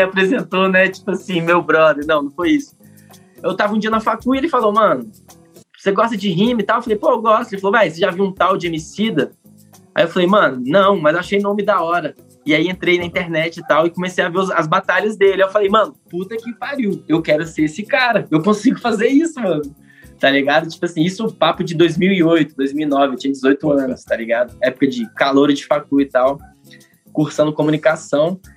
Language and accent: Portuguese; Minas Gerais, Brazil; now in Brasília, Brazil; Como um bom mineiro